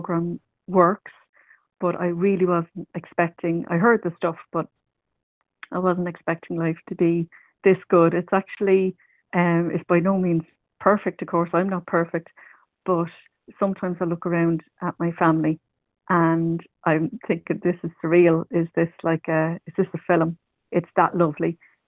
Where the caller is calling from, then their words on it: County Meath, Leinster, Ireland; recovered compulsive overeater. I'm ringing from County Meath in Ireland.